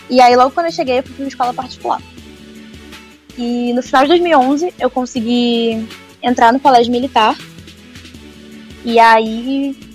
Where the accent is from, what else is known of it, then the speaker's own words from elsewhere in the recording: Manaus, Amazonas, Brazil; also born or lived in Rio de Janeiro, Brazil; É, eu nasci no Rio de Janeiro e com dois anos, meu pai foi, quando eu tinha dois anos, meu pai foi transferido para Manaus ele é da Marinha.